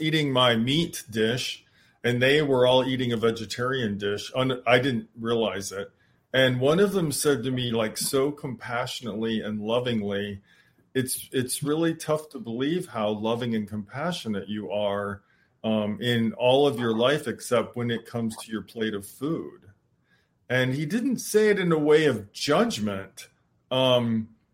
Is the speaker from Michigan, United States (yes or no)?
yes; Michigan, United States; I grew up in Michigan